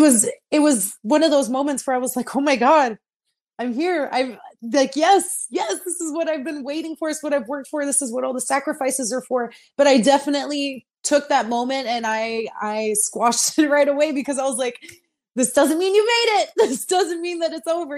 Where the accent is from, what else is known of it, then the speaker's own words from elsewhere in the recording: Texas, United States; moved away as an adult; also born or lived in Orlando, Florida; I've moved from Texas, the farthest away from my home state.